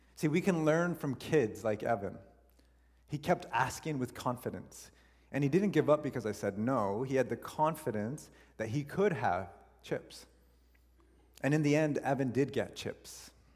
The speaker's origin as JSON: {"language": "English", "country": "Canada", "said": "we're Canadian"}